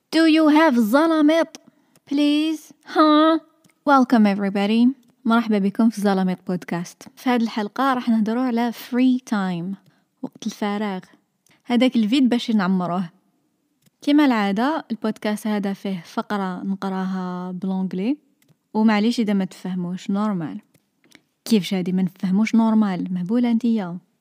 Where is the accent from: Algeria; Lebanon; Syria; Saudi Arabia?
Algeria; Sétif, Sétif Province; I'm from سطيف